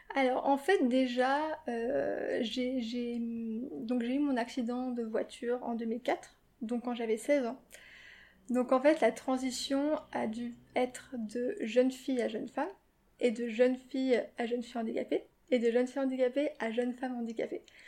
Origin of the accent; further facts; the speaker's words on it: Paris, Île-de-France, France; et moi, je suis née à Paris avec ma sœur et j'ai vécu ici donc depuis que je suis née